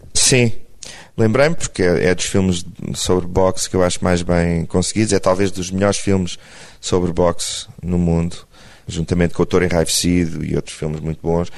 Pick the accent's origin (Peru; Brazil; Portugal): Portugal; eu sou português